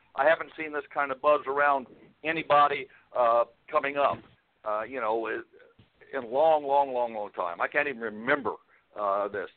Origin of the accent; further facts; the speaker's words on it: Illinois, United States; moved away as an adult; I was born in Illinois